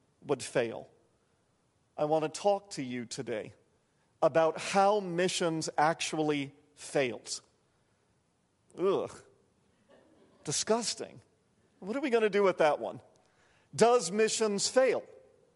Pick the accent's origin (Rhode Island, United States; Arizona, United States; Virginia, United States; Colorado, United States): Rhode Island, United States; Providence; growing up in Providence, Rhode Island